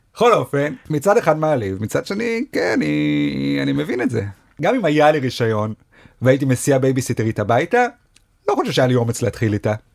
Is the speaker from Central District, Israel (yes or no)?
yes; Rishon LeZion, Central District, Israel; moved away as an adult; also born or lived in Sderot / Jerusalem; now in Tel Aviv, Israel; כל חיי גדלתי בראשון.